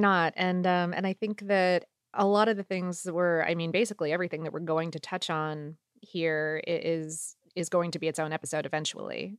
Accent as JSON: {"language": "English", "region": "South Florida", "country": "United States", "tie": "born or raised there", "moved": "as an adult", "lives_now": "Atlanta, United States", "said": "I grew up in South Florida and went to college in Central Florida"}